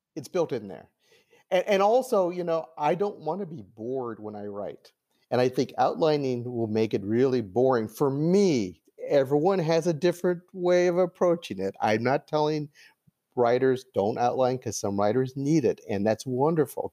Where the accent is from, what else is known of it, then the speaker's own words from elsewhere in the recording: Los Angeles, California, United States; I was born in 1959 in Los Angeles